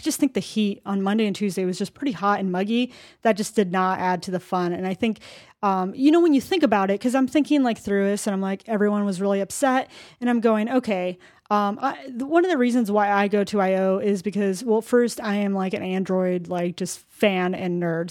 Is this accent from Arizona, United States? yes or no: yes; Arizona, United States; I come from Arizona, and it gets pretty freaking hot, too